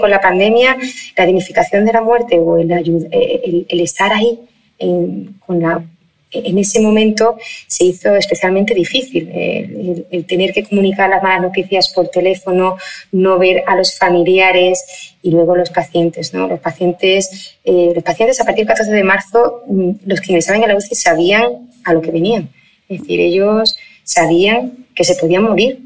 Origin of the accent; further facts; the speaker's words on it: Spain; somos españoles